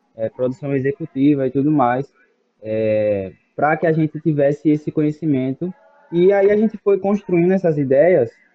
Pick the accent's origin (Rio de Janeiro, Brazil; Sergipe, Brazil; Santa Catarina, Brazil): Sergipe, Brazil; Aracaju; moved away as an adult; now in Feira de Santana, Brazil; sou de Aracaju, Sergipe, mas fui para lá para estudar música